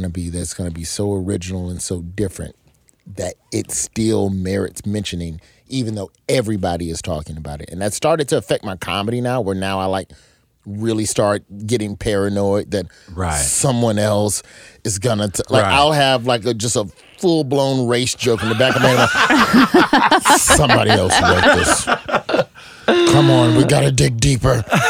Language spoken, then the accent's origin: English; Alabama, United States; I'm from Alabama